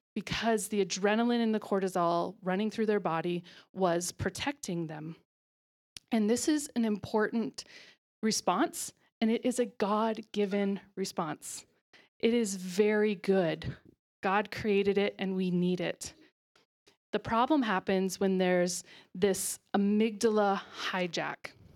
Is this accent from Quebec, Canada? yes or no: no; Ontario, Canada; moved away as an adult; also born or lived in Alberta; now in Calgary, Canada; I am from Ontario. was actually born in Alberta, but then moved to Ontario as a small child and lived there until a year and a half ago.